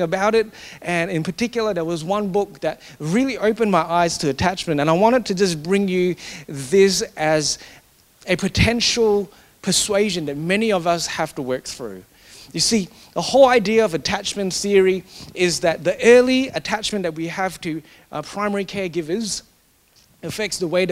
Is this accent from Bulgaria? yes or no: no; Singapore; Growing up in Singapore, in that culture where you always get given more if you achieve more.